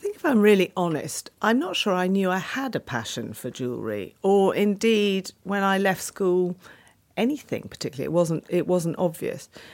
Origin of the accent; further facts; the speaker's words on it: Penshurst, South East England, United Kingdom; I was brought up in Kent, in a little village called Penshurst